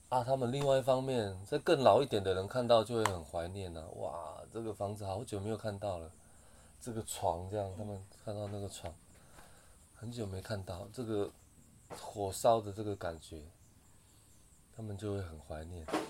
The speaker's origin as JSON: {"language": "Chinese", "area": "a Puyuma tribal village", "region": "Taitung County", "country": "Taiwan", "tie": "born or raised there", "said": "我从小是在卑南族的部落长大的"}